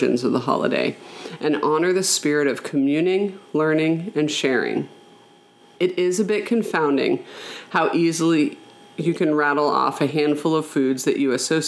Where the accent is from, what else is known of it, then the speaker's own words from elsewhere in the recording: Colorado, United States; my home state of Colorado